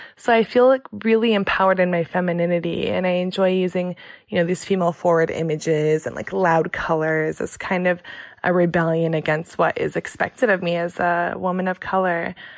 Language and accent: English; Michigan, United States; also born or lived in Chicago; now in San Diego, United States; I'm from Chicago, but then I kind of grew up in the small town in Michigan